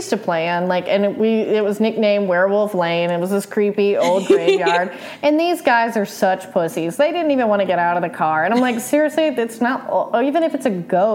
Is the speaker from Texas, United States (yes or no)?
yes; East Texas, United States; where I'm from, being East Texas rather than SoCal